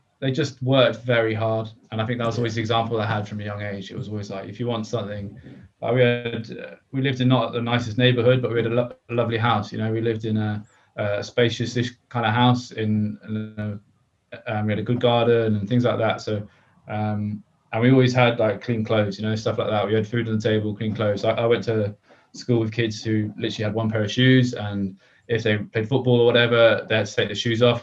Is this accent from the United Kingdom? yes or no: yes; Croydon, London, United Kingdom; now in Loughborough, United Kingdom; I'm 34, so I grew up in Croydon in South London